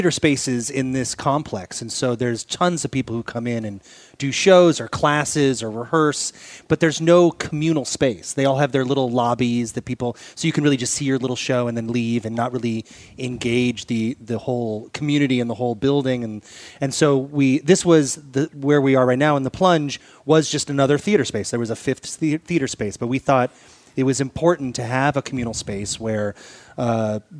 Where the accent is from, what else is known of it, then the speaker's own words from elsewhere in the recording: Los Angeles, California, United States; now in Montana, United States; I, am a native of Los Angeles, so okay. I, I, I grew up in Tarzana. I'm straight out of Tarzana.